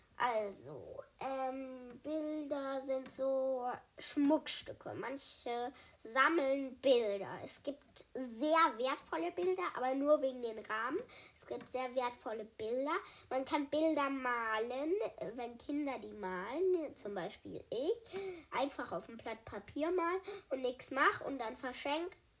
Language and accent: German; Germany; ich komme aus Deutschland